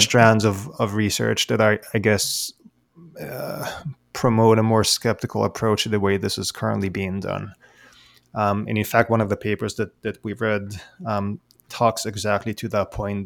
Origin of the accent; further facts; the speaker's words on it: Israel; now in Sydney, Australia; I, I, was born and raised in Israel